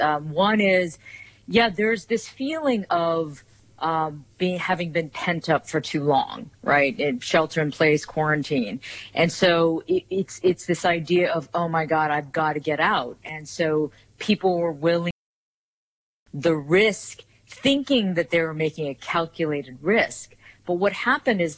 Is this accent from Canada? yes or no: no; United States; I'm Korean American, second generation